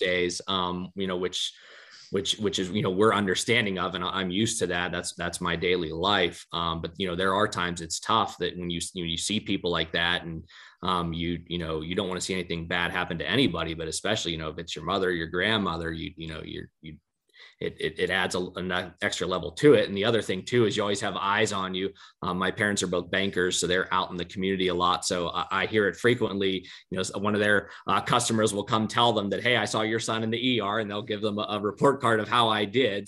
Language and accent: English; Johnstown, Pennsylvania, United States; i get to practice in my hometown